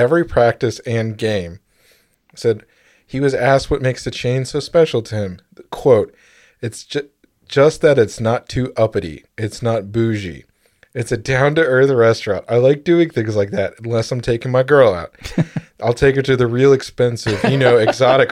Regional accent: Virginia, United States; we're both from Virginia

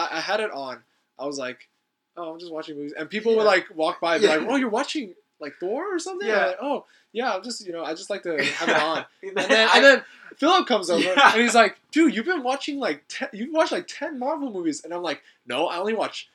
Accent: Southern California, United States; now in Berkeley, United States; I'm from SoCal, and my dad's a pastor

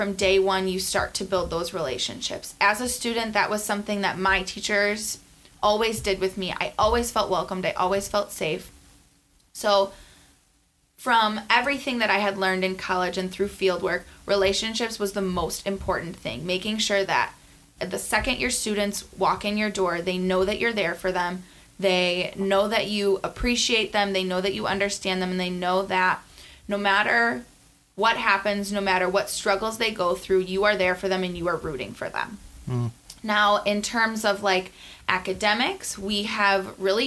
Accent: South Milwaukee, Wisconsin, United States; This is in my hometown. I had loved everything about going to Rawson and attending that grade school.

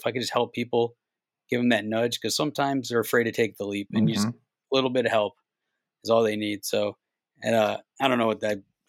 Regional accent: Cleveland, Ohio, United States; I was a kid from Cleveland that like doesn't take anybody's shit.

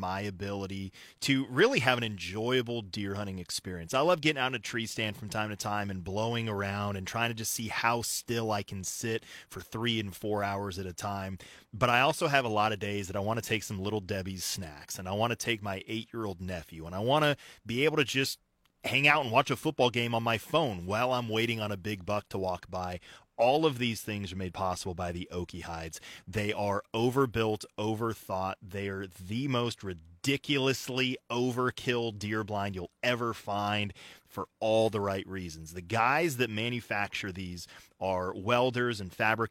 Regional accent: Colorado, United States; moved away; Growing up in Colorado, I went to school in Alamosa, Colorado, at Adams State

